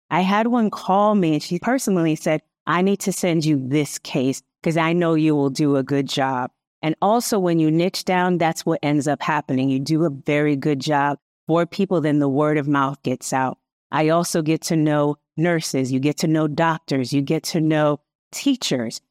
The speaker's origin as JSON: {"language": "English", "town": "Hartford", "region": "Connecticut", "country": "United States", "said": "I'm from Hartford, Connecticut"}